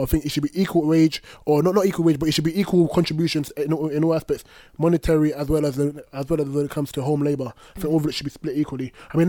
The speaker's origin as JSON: {"language": "English", "country": "Nigeria", "said": "I keep saying Nigerian because we're all Nigerian here."}